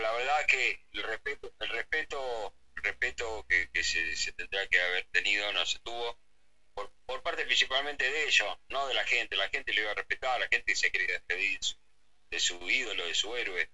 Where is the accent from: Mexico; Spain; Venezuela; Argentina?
Argentina; nos enorgullece como argentinos